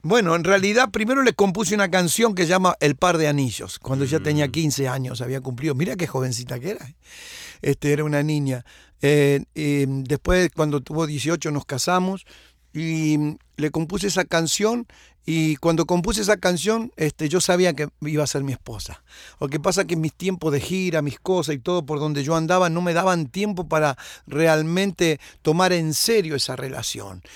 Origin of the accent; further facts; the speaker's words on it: José C. Paz, Buenos Aires Province, Argentina; moved away; yo nací en Argentina, en Buenos Aires, en el año 54